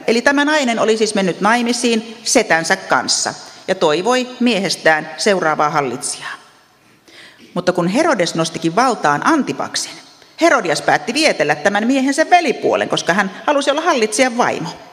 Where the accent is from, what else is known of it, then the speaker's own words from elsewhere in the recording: Ostrobothnia, Finland; Meillä Pohjanmaalla ajatellaan, mitä ihmiset ajattelevat